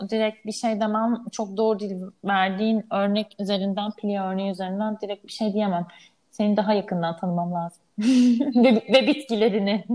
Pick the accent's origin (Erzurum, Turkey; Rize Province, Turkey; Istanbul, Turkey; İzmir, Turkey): Istanbul, Turkey; İstanbul'da yaşıyorum, burada doğdum, büyüdüm.